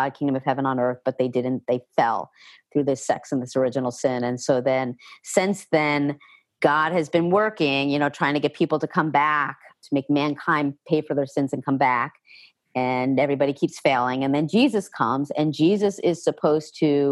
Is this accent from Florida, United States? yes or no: no; New York City, New York, United States; also born or lived in New Jersey; now in Pennsylvania, United States; the beginning of seventh grade is when I moved from New Jersey into New York City with my dad.